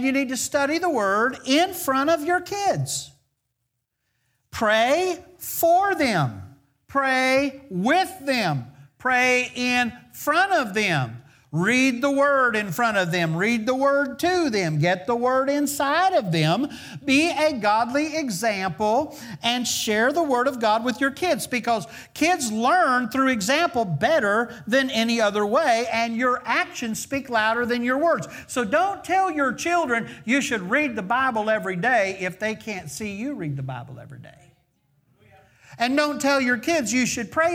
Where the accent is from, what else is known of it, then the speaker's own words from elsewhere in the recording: the South, United States; we're kind of from the South